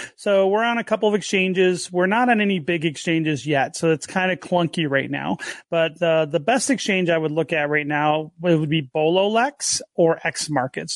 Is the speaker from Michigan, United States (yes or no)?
yes; Detroit, Michigan, United States; I grew up in the Detroit area